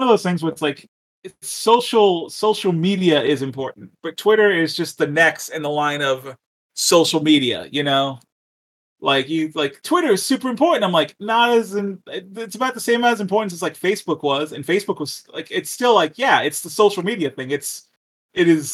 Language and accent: English; Texas, United States; I grew up in Texas